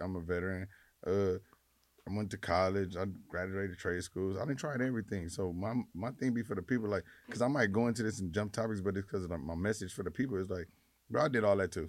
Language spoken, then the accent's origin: English; Los Angeles, California, United States; I just from South Central, grew up